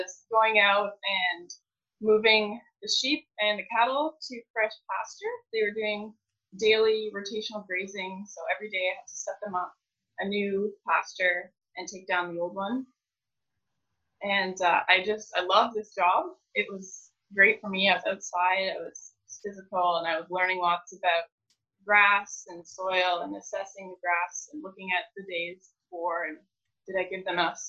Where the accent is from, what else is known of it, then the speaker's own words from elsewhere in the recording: Belmont, Ontario, Canada; I'm from Belmont, Ontario. I grew up on a grain farm